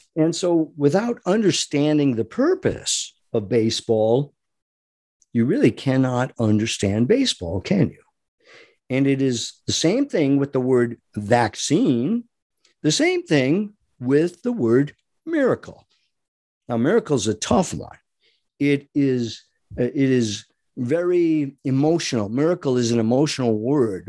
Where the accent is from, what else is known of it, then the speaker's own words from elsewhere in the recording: Rhode Island, United States; I grew up in Rhode Island